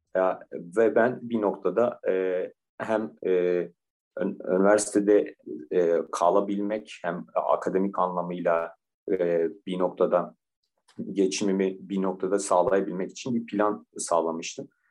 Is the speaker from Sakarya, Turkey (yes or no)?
no; Diyarbakır, Diyarbakır Province, Turkey; moved away as an adult; also born or lived in Bursa; Diyarbakır doğumluyum. Diyarbakır'da liseyi bitirdim